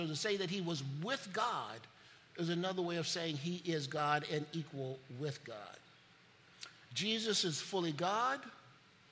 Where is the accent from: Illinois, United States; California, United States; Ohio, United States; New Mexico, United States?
Illinois, United States; Chicago; When I grew up in Chicago, every year, you took a trip to the Museum of Science and Industry